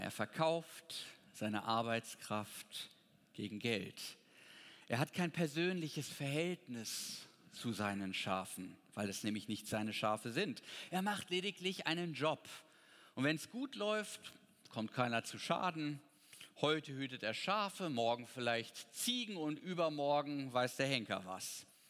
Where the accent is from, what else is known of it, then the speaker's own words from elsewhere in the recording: Potsdam, Brandenburg, Germany; Ich komme ja aus Potsdam